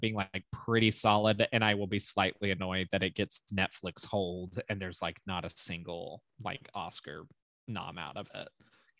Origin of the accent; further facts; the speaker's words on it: United Kingdom; do a British accent, do a British accent. And I would be like, it's me, I'm a British.